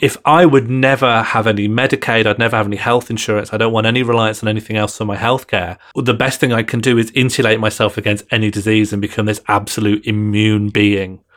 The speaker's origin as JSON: {"language": "English", "country": "Ireland", "said": "I'm from an Irish Catholic family and community"}